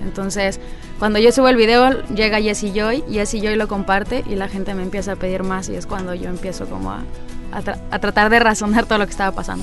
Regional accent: Jiménez, Chihuahua, Mexico; Nací en Jiménez, Chihuahua

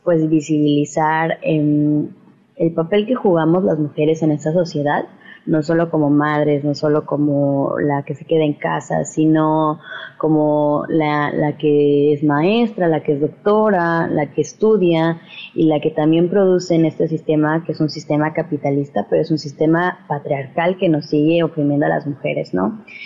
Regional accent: Veracruz, Mexico; Somos un colectivo veracruzano reciente

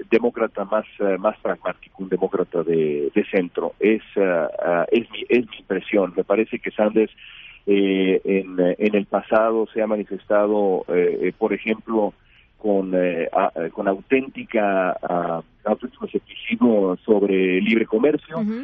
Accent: Mexico; como periodista mexicano

